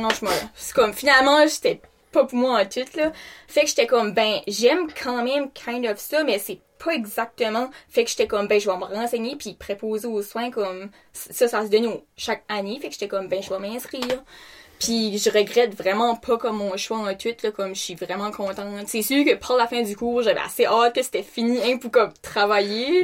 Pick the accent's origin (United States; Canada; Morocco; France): Canada; j'ai 21 ans, puis je viens de Rebordville.